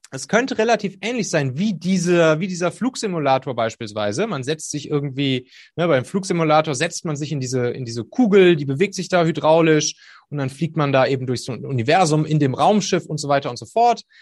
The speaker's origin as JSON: {"language": "German", "region": "North Rhine-Westphalia", "country": "Germany", "said": "ich komme da aus der Kölner Gegend, da ist das Phantasialand und da hatte ich mal eine Dauerkarte"}